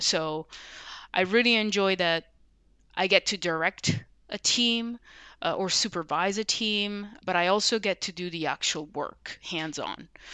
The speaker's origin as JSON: {"language": "English", "region": "Sicily", "country": "Italy", "tie": "born or raised there", "said": "as an introverted kid growing up in Sicily"}